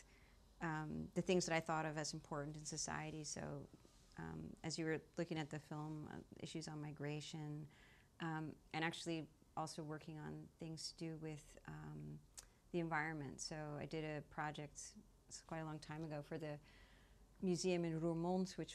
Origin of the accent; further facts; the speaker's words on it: New York City, New York, United States; moved away as an adult; also born or lived in Belgium / The Hague, Netherlands; now in Brussels, Belgium; I'm originally from New York City. And I went to school there.